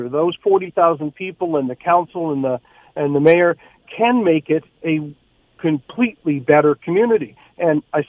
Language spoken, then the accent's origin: English; St. Thomas, Ontario, Canada; my hometown, St. Thomas, Ontario.